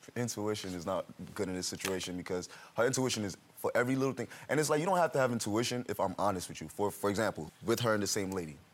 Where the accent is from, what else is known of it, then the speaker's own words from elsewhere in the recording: New York, United States; moved away as an adult; also born or lived in Miami; I'm originally from New York, so um, I moved to Miami